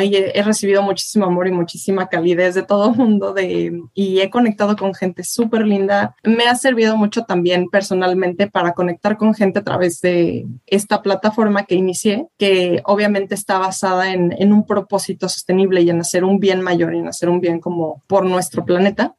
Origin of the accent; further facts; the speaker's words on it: Tuxtla Gutiérrez, Chiapas, Mexico; soy de Tuxtla